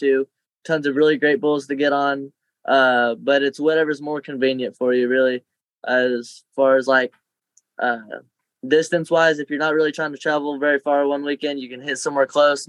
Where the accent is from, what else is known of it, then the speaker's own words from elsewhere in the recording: Missouri, United States; now in Tennessee, United States; in my home state, Missouri